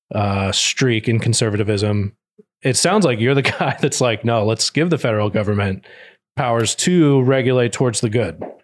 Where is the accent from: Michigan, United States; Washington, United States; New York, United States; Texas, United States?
Texas, United States; I grew up in Texas